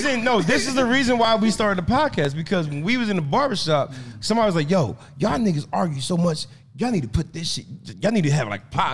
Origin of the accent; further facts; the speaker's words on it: New Jersey, United States; I'm from Jersey.